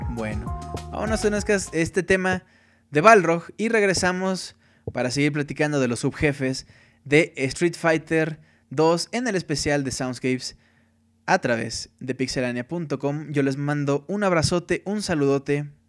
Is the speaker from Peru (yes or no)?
no; Colombia; also born or lived in Chicago, United States; Yo nací en Chicago y viví ahí hasta los 6 años, luego mi familia se mudó a Colombia y entré al jardín de niños, kindergarten, no hablaba bien el español y no me fue fácil hacer amigos